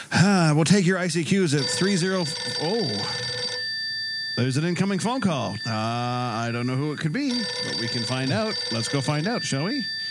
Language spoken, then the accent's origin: English; Canada; I'm Canadian